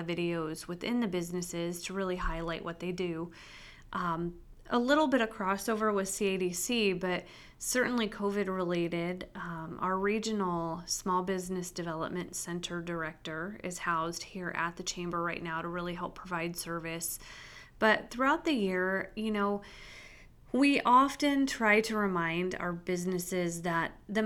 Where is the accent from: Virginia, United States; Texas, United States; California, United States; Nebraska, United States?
Nebraska, United States; Spalding; moved away as an adult; now in Carroll, United States; I grew up in Spalding, Nebraska, and it's really about 4 hours straight west of here on the edge of the Sandhills